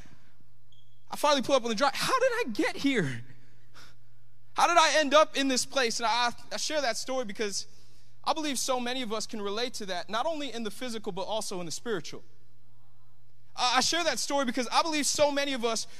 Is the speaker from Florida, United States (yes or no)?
yes; Tampa, Florida, United States; also born or lived in Miami, Florida; my hometown's here in Tampa